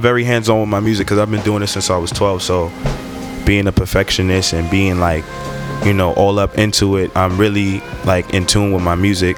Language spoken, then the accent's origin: English; New York City, New York, United States; I'm from Brooklyn, New York, Flatbush to be exact.